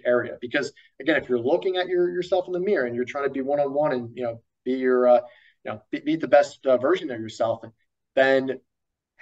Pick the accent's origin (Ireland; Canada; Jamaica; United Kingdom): Ireland; as an Irishman